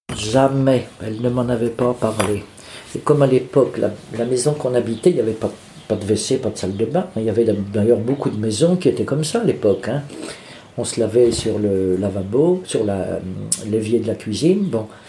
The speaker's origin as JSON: {"language": "French", "town": "Bourges", "region": "Centre-Val de Loire", "country": "France", "tie": "born or raised there", "also_born_or_lived": "Charleville-Mézières, Ardennes", "said": "je suis né à Mézières-Charleville, dans les Ardennes, mais je n'y ai pas vécu parce que quand j'ai eu trois ans, mes parents ont déménagé, sont venus s'installer dans le Berry. On ils sont venus à Bourges"}